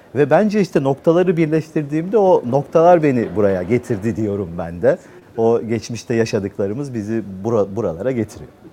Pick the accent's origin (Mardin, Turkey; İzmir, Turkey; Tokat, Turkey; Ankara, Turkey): Ankara, Turkey; moved away as an adult; now in Istanbul, Turkey; doğma büyüme Ankara, üniversite öyle. Sonra İstanbul'a geldim.